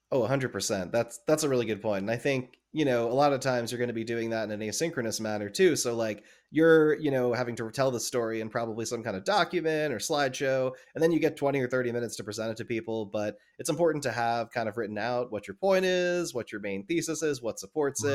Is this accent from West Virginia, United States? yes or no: no; New Jersey, United States; growing up in New Jersey